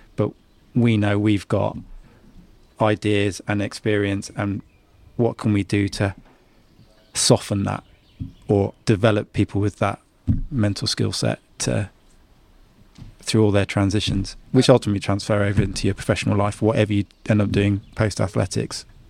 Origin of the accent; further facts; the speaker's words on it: Guernsey; I'm, I'm a Guernseyman